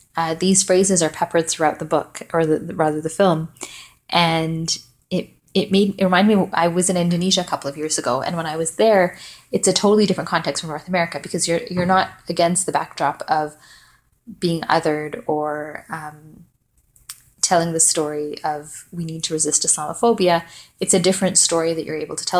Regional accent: Malawi; also born or lived in Vancouver, Canada; I'm from Malawi, which is sort of close to South Africa, a few hours away.

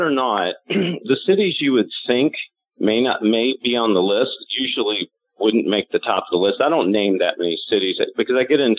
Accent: Louisville, Kentucky, United States; born there; And I was born in Louisville, and that's the reason that I kind of understand it.

